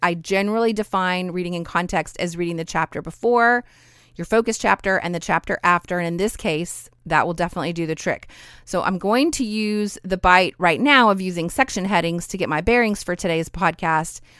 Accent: Idaho, United States; my hometown in Idaho

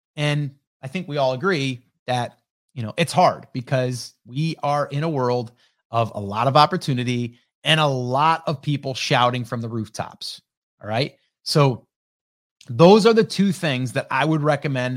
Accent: upstate New York, United States; I'm from upstate New York

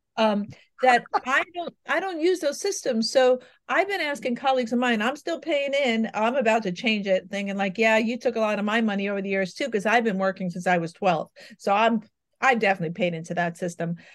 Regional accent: New York, United States; I'm a New Yorker by birth

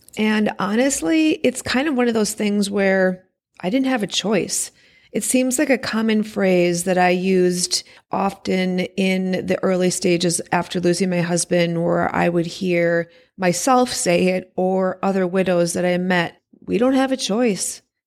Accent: Wisconsin, United States; born or raised there

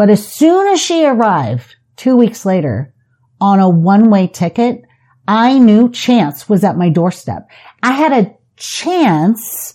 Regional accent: San Diego, California, United States; also born or lived in Las Vegas, Nevada; now in St. George, United States; I grew up in San Diego. I moved to Las Vegas. I embraced Las Vegas, and then I moved to St. George, and I embraced St. George.

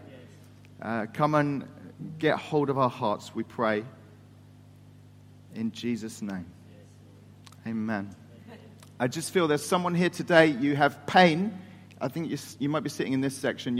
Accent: England, United Kingdom; moved away as an adult; now in Turkey; I'm the English person

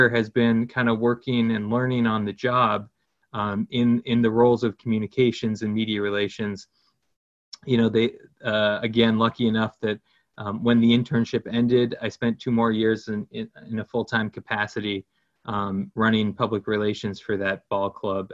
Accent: Boston, Massachusetts, United States; now in Cooperstown, United States; growing up in the Boston area as a big Red Sox fan

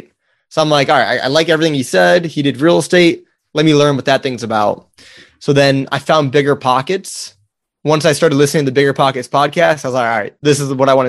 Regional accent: Wisconsin, United States; moved away; I grew up in Wisconsin

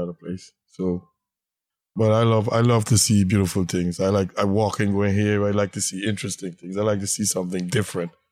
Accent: Guyana; moved away as an adult; now in Brooklyn, United States; originally, I'm from British Guyana

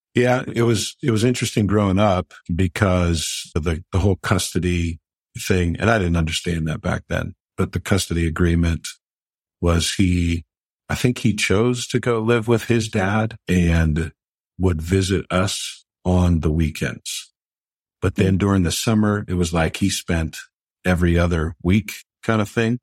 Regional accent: Pittsburgh, Pennsylvania, United States; here in Pittsburgh. Absolutely love being able to do that for my hometown team.

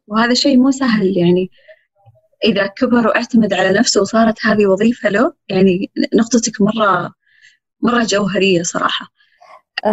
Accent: Saudi Arabia; إحنا سعوديين

